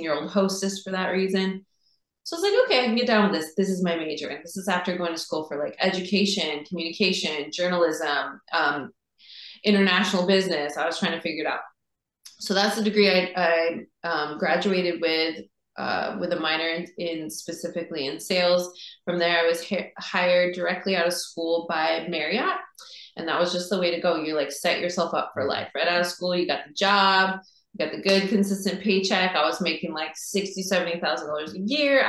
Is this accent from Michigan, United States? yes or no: no; Seattle, Washington, United States; growing up in Seattle